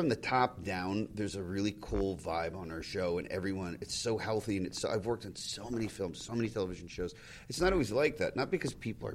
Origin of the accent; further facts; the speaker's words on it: Pennsylvania, United States; I grew up in Pennsylvania, so we got broadcast from Manhattan and Philly